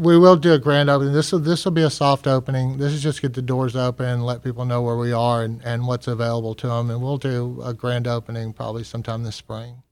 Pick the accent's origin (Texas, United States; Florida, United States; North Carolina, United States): Texas, United States; moved away as an adult; also born or lived in New Orleans; now in Gulfport, United States; I'm originally from Texas